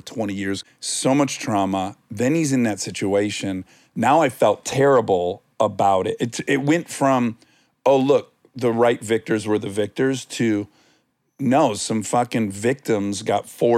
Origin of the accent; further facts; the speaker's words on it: Detroit, Michigan, United States; now in Los Angeles, United States; I'm from Detroit, 88, 89 Pistons. That was our thing